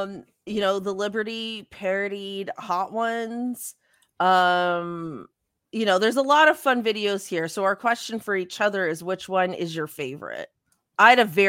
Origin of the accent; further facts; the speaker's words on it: Canada; I'm actually not sure. We're Canadian.